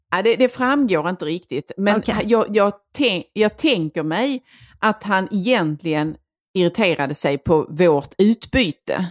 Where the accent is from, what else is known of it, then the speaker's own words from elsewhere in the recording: Skåne, Sweden; vi kommer ifrån Skåne